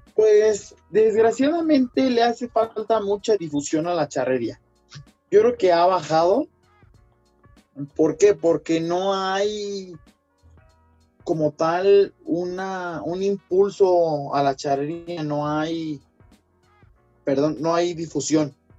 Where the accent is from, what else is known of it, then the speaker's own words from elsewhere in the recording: Mexico; nos identifica como mexicanos